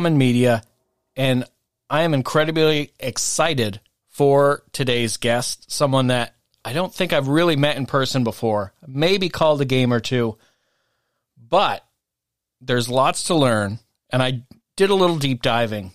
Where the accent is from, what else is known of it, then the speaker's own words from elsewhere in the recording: Hardwick, Vermont, United States; also born or lived in Colchester, Vermont; I grew up at Hazen in Hardwick, where it is a basketball town